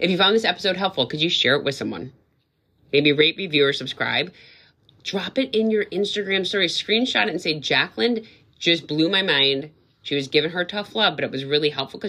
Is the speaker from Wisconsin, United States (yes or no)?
yes; Wisconsin, United States; now in New England, United States; I said scallops because I'm from Wisconsin